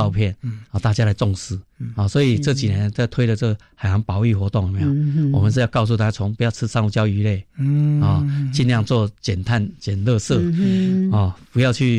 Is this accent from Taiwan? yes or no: yes; Kaohsiung, Taiwan; also born or lived in Penghu; 从小我是哦高雄长大